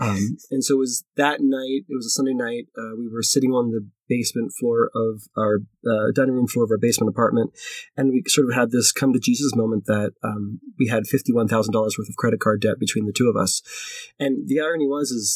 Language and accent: English; Philadelphia, Pennsylvania, United States; moved away as an adult; now in Denver, United States; when I moved out to Denver, I'm from Philadelphia